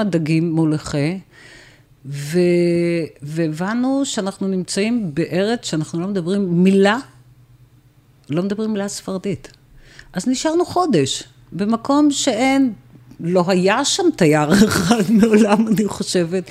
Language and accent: Hebrew; Tel Aviv, Tel Aviv District, Israel; moved away as an adult; גדלתי ברמת אביב